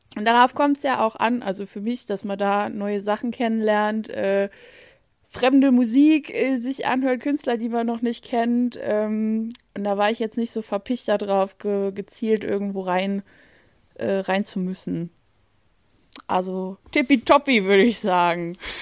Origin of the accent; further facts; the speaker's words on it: Saarland, Germany; bei uns im Saarland